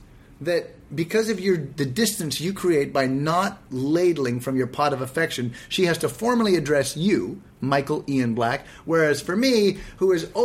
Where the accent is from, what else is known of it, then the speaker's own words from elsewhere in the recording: Canada; a toque is what we Canadians call a knit cap to you Americans.